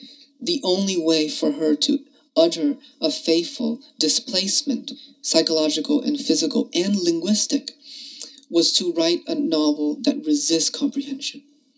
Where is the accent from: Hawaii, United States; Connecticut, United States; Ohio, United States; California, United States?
Connecticut, United States; Hartford; moved away as an adult; also born or lived in Vietnam / New York; an Asian American writer who grew up in Hartford